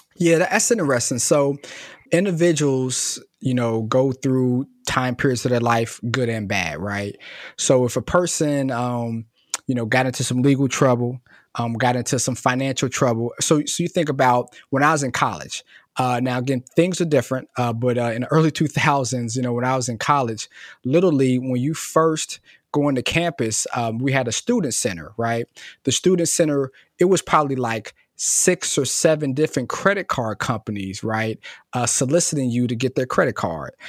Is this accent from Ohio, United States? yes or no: yes; Cincinnati, Ohio, United States; I'm born and raised in Cincinnati, um, so I'm from Cincinnati originally